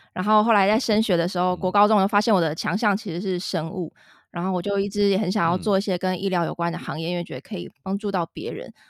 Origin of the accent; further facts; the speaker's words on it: Zhongli, Taoyuan, Taiwan; 我跟Bill都是算是在 桃园土生土长的